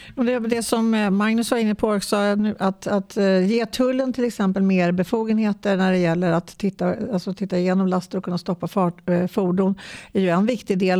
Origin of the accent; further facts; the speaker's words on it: Stockholm County, Sweden; kommer från Stockholms län